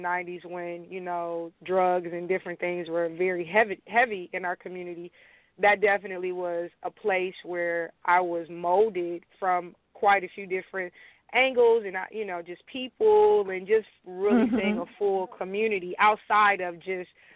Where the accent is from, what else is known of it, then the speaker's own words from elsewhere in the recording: Detroit, Michigan, United States; I am from Dexter in the Joy Road area